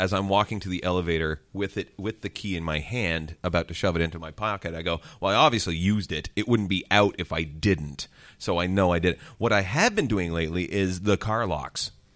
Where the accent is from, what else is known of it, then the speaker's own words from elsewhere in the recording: Ontario, Canada; my hometown again in Aqua, Ontario?